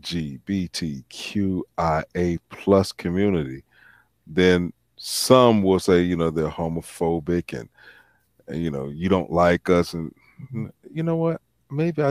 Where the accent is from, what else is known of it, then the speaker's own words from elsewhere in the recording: Virginia, United States; my home state of Virginia